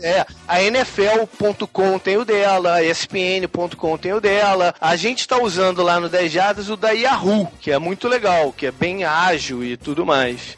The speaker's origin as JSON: {"language": "Portuguese", "country": "Brazil", "moved": "yes", "lives_now": "United States", "said": "sou brasileiro"}